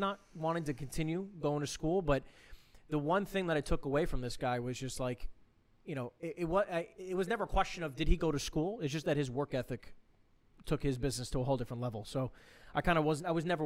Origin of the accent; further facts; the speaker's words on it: Monmouth County, New Jersey, United States; I'm from, born and raised in Jersey, grew up in Monmouth County